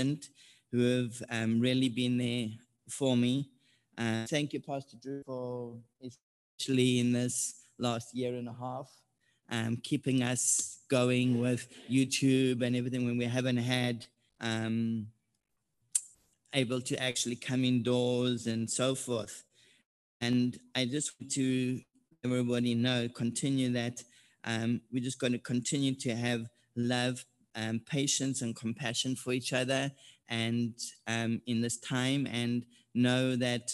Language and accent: English; South Africa; moved away as an adult; now in Oceanside, United States; I'm originally from South Africa. I arrived in the U.S. in January 2007